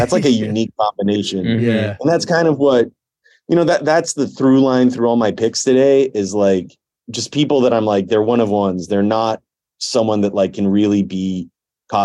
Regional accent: Massachusetts, United States; And I'm from Massachusetts.

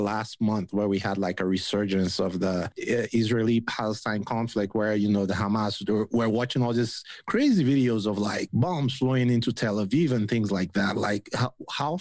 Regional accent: Nigeria; moved away as an adult; now in United States; I'm Nigerian, right? And I just moved to the US like 4 years ago.

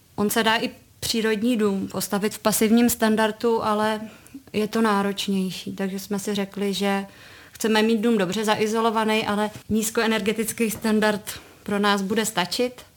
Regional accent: České Budějovice, South Bohemian Region, Czechia; Já jsem z Budějovic, ale úplně od malinka jsem jezdila kousíček sem do Novohradek na chatu.

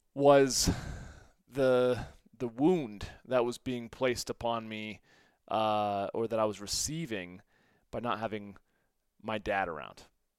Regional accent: St. Louis, Missouri, United States; my story was that, you know, I grew up in the Midwest, primarily in St. Louis

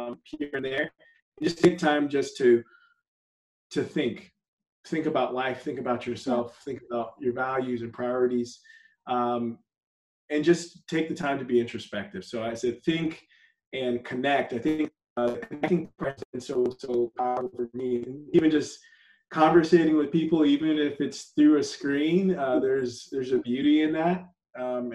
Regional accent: San Antonio, Texas, United States; also born or lived in Dallas; now in Houston, United States; I was born in Dallas, grew up in San Antonio, and I've been in Houston for just about 10 years. So Texas, tried and true

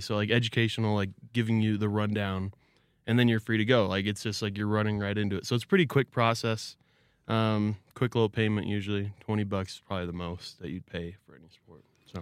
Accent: Arizona, United States; I'm from Arizona

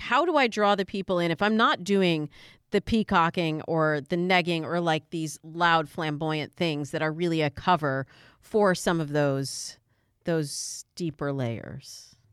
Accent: Michigan, United States; moved away; also born or lived in Chicago / California; I'm originally from Michigan.

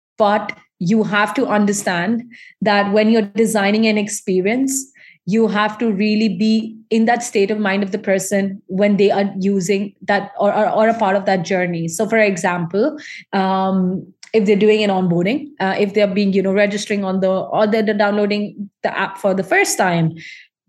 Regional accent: Dubai, United Arab Emirates; I'm from Indian ancestor background. And while I still have been born and raised in this region

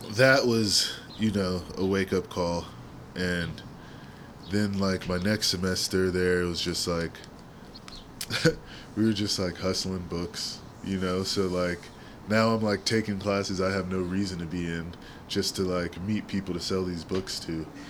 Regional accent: San Francisco, California, United States; I grew up in the Sunset, my school West Portal

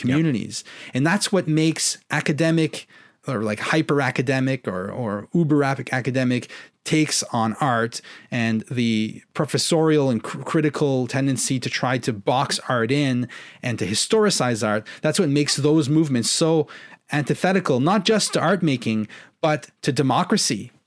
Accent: Canada; I'm a Canadian

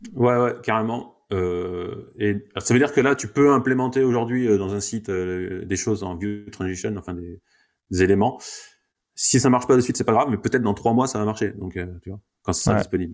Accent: France; nous, en tant que Français

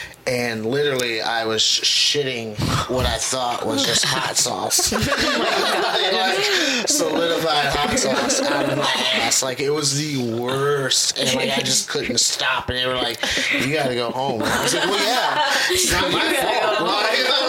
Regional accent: Gary, Indiana, United States; also born or lived in East Chicago, Indiana / South Carolina / Merrillville, Indiana / Crown Point, Indiana; I'm originally from, I was born in East Chicago. Okay. Then moved to Gary. And then went to high school, all that, graduated from Westside. Left, went to South Carolina.

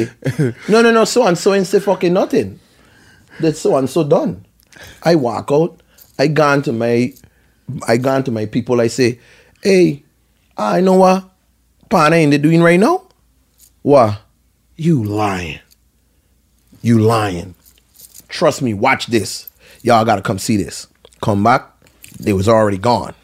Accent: U.S. Virgin Islands; moved away; I'm from St. Thomas

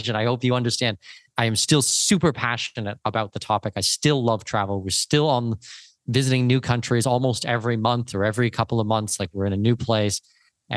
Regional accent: southwestern Ontario, Canada; moved away as an adult; now in Panama; So born and raised southwestern Ontario, I'm Canadian.

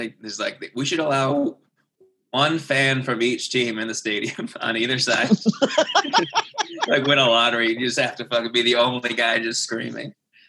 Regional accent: New England, United States; I grew up in New England.

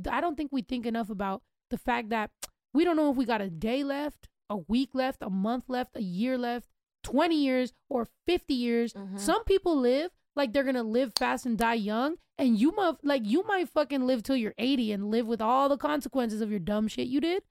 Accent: California, United States; I was born in Cali. Like I am a California person

